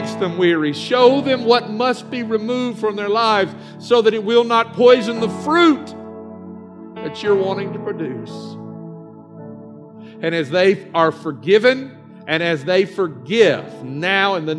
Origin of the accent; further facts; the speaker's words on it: the South, Southern United States, United States; accent: southern; my southern accent